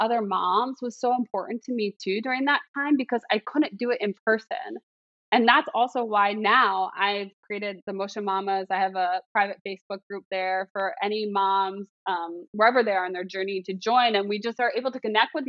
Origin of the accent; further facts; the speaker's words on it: Philadelphia, Pennsylvania, United States; moved away as an adult; now in South Carolina, United States; Pennsylvania, Philadelphia, like where I'm from